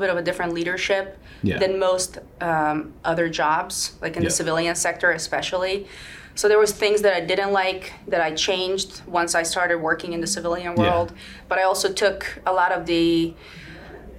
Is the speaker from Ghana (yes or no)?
no; Sweden; English is a second language; now in Virginia Beach, United States; I'm born and raised in Sweden, but I'm actually 100% Macedonian